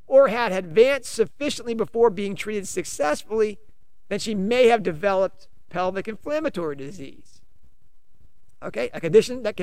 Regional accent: United States; I'm an American

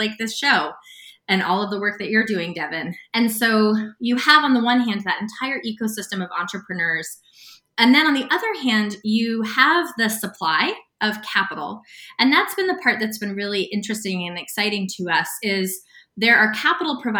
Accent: United States; also born or lived in Sedona, Arizona / Santa Fe, New Mexico; I grew up in Sedona, Arizona, and Santa Fe, New Mexico

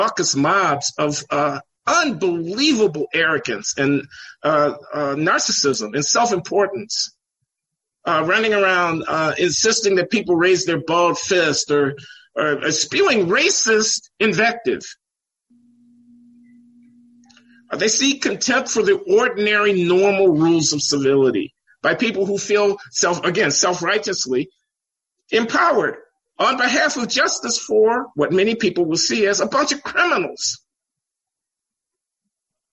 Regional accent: Chicago, Illinois, United States; I grew up in Chicago.

